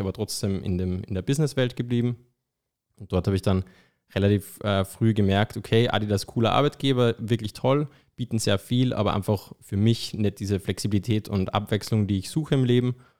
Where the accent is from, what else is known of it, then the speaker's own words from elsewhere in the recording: Austria; moved away; Man hört es vielleicht, ich bin ja ursprünglich aus Österreich